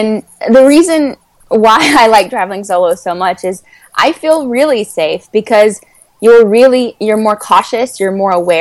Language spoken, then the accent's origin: English; United States; moved away as an adult; also born or lived in Prague; as an American